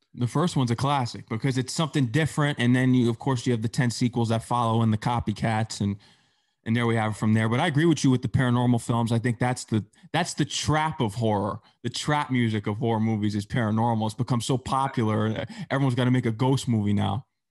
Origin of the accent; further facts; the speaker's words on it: Fairfield County, Connecticut, United States; I'm from Fairfield County